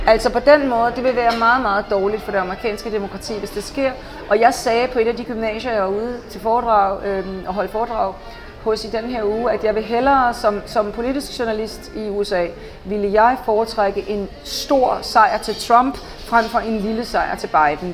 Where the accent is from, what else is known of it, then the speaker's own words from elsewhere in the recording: Denmark; moved away as an adult; also born or lived in Paris, France; now in Washington, D.C., United States; selvom jeg er dansker